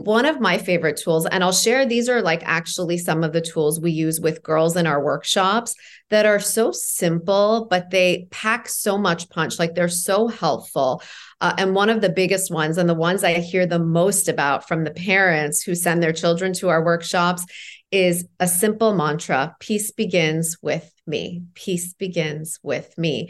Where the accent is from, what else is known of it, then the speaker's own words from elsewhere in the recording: Toronto, Ontario, Canada; also born or lived in Iran; I left Iran when I was four, grew up in Toronto